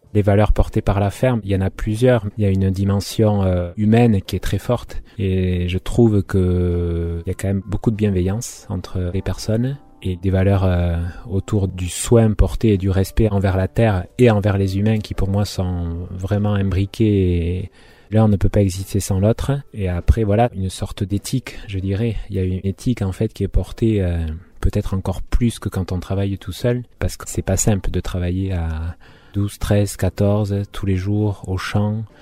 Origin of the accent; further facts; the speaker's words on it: Orthez, Nouvelle-Aquitaine, France; also born or lived in Paris / Basque Country; now in Hasparren, France; je suis natif du Béarn, d'Orthès